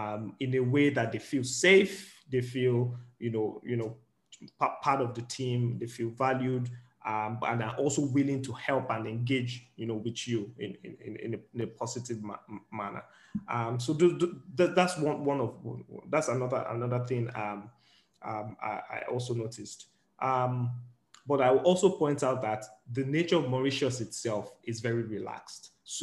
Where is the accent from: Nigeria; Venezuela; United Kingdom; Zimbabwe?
Nigeria; I'm speaking largely from the point of view of being in Nigerian, is that there's more open-mindedness here. And one of the important things, especially as Nigerians, that you need to come to the table with is an open mind.